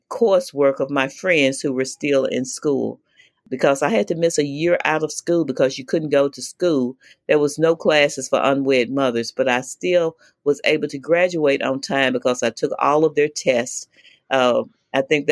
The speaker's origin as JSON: {"language": "English", "region": "Mississippi", "country": "United States", "tie": "born or raised there", "said": "I was born 1955 in Mississippi. I grew up in a family of mother, father, nine of us, eight girls and one boy. I guess pretty normal family in Mississippi"}